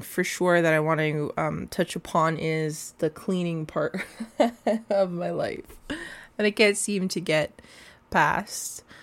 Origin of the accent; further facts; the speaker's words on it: Canada; through foster homes, learning about my Canadian identity, what it is to be a Canadian